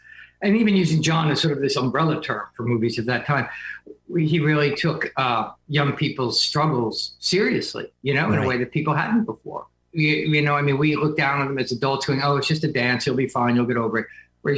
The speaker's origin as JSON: {"language": "English", "region": "New Jersey", "country": "United States", "tie": "born or raised there", "moved": "yes", "lives_now": "New York, United States", "said": "I grew up in Jersey, and I've lived in New York. It's sort of our escape pod up here. I live in Manhattan most of the time."}